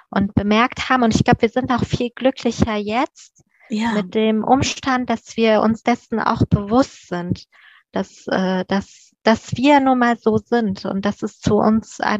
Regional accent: Afghanistan; born there; das ist ein persischer Name, ich bin in Afghanistan geboren und ich äh, stehe auch voll und ganz zu dem, wer ich bin.

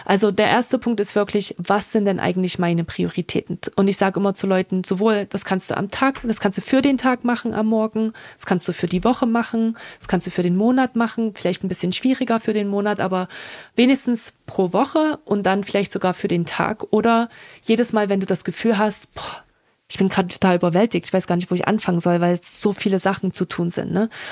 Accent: Germany; moved away as an adult; also born or lived in France / Dublin, Ireland; now in United States; als Europäerin, als Deutsche in Amerika zu leben

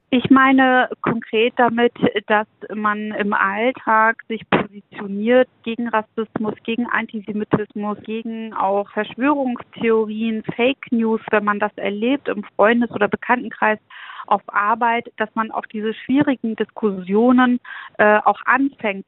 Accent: Schwerin, Mecklenburg-Vorpommern, Germany; in meiner Heimatstadt Schwerin

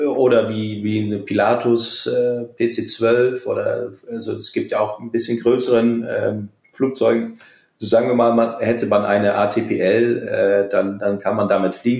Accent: Groningen, Netherlands; moved away; in meiner Heimat, in den Niederlanden, in Groningen

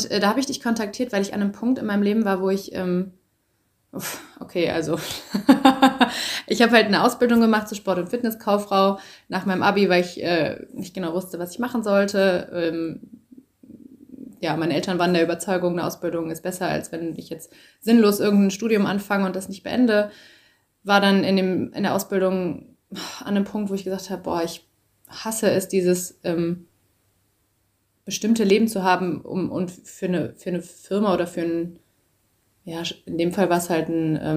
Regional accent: hometown near Düsseldorf and Cologne, North Rhine-Westphalia, Germany; also born or lived in Berlin; ich wohne jetzt gerade wieder in meiner Heimatstadt ähm, in der Nähe von Düsseldorf und Köln. War vorher eine Zeit lang äh, in Köln, habe da gelebt und davor äh, in Berlin und davor war ich ganz lange auf Reisen.

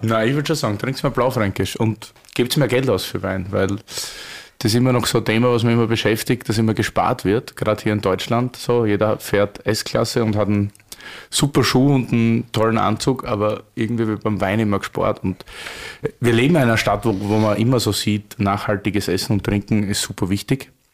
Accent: Styria, Austria; wir sind beide Steirer, wie Arnold Schwarzenegger

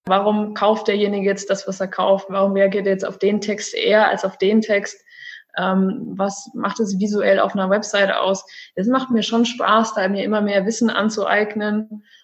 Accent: Celle, Lower Saxony, Germany; moved away as an adult; also born or lived in Stuttgart; now in Cyprus; Ich komme ursprünglich aus dem wunderschönen Norden von Deutschland, aus Celle, eine kleine Stadt in der Nähe von Hannover

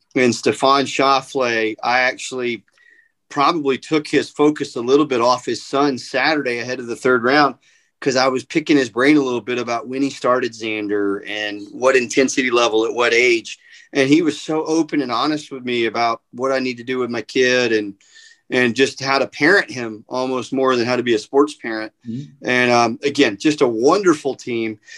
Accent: Atlanta, Georgia, United States; my hometown, right. Atlanta

